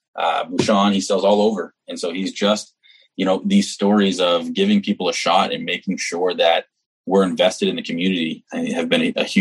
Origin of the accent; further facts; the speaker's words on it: New Hampshire, United States; moved away as an adult; also born or lived in Massachusetts; now in Monterey, United States; I'm originally from the East Coast. I'm originally from New Hampshire.